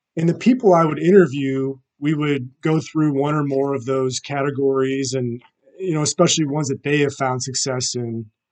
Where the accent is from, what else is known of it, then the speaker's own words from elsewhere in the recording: St. Louis, Missouri, United States; I'm from St. Louis, Missouri